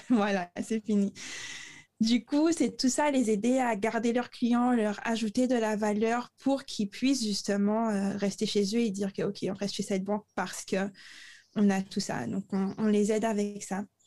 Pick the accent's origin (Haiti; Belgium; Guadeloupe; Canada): Guadeloupe; Le Moule; moved away; j'ai grandi au Moule